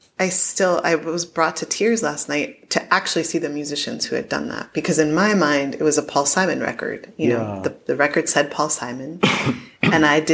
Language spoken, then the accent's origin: English; Connecticut, United States; also born or lived in New Jersey / Bronx, New York; ended up in Connecticut, which is where I spent most of my growing up